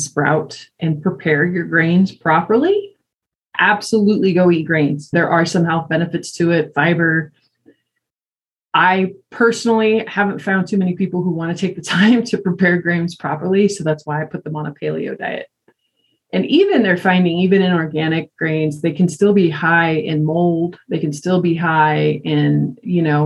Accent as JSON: {"language": "English", "town": "Greeley", "region": "Colorado", "country": "United States", "tie": "born or raised there", "moved": "yes", "said": "I grew up in Greeley"}